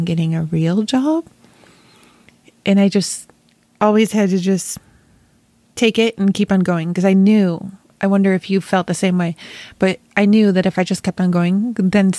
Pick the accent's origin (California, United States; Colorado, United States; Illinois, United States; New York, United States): New York, United States; Rochester; I'm actually from Rochester, New York.